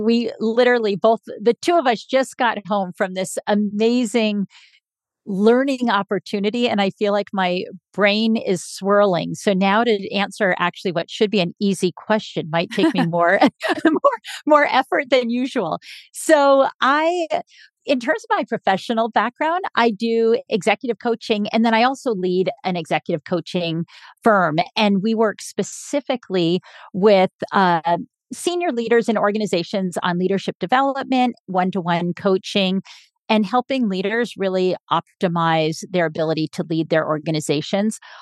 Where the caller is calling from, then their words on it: San Diego, California, United States; I am calling in from San Diego, California